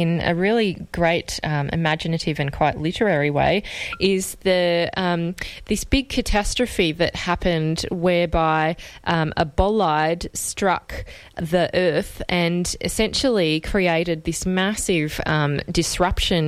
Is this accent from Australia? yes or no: yes; Australia; as an Australian